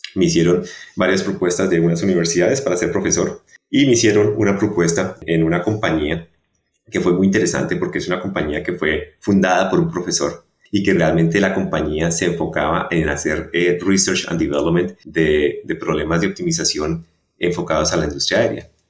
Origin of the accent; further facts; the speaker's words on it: Bogotá, Colombia; moved away; yo soy colombiano. Eh, nací en Bogotá